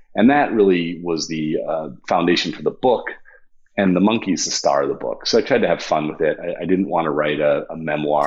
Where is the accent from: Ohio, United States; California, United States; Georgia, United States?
Ohio, United States; Toledo; moved away; I was from Toledo, Ohio, and went to Miami of Ohio